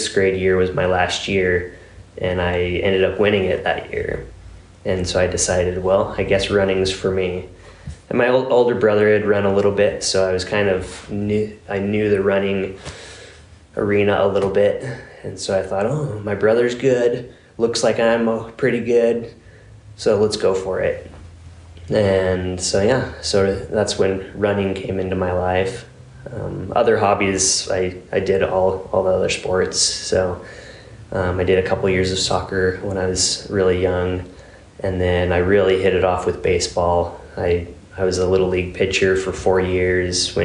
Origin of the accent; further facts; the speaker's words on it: Utah, United States; I grew up in Utah